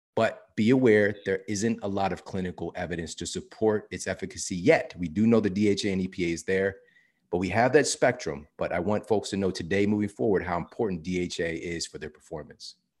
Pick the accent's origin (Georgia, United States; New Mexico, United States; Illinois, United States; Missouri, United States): Missouri, United States; St. Louis; I'm from Saint Louis, Missouri